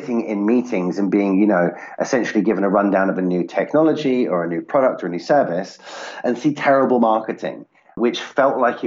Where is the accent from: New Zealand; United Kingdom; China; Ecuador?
United Kingdom; I'm based out of the UK